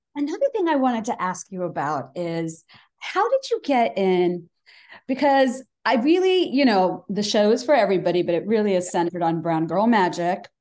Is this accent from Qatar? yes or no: no; Bangladesh; moved away as an adult; now in United States; I'm uh, Bangladeshi American because I came here for college